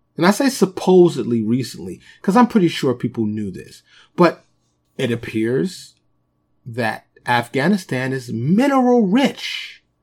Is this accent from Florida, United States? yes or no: no; New York City, New York, United States; moved away as an adult; also born or lived in Dallas suburb, Texas; now in Dallas, United States; born and raised in New York, I live in, uh, suburb of Dallas now